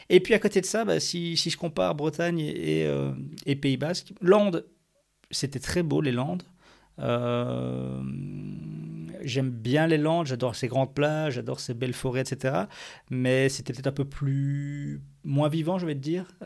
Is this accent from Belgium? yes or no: yes; Belgium; on va, avoir le même climat que chez nous en Belgique, où il fait moche 9 euh, mois sur l'année.